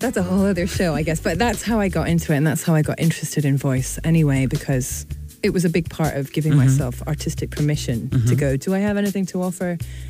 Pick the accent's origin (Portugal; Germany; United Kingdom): United Kingdom; England; born there; also born or lived in Scotland; So I was born in England, and then I went with an Irish mother and an English father, and then I went to Scotland, and I lived there for 12 years